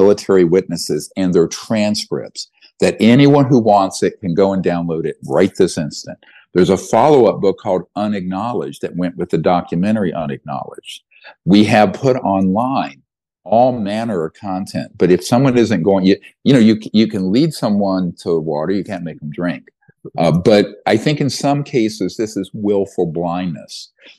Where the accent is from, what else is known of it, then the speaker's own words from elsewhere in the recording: the South, United States; I grew up poor in the South. We couldn't afford to go to a race.